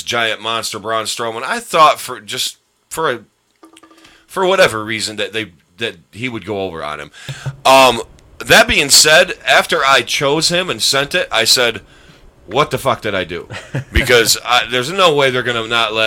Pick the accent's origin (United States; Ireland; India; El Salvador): United States; Northeast; I'm from the Northeast, okay? The Northeast.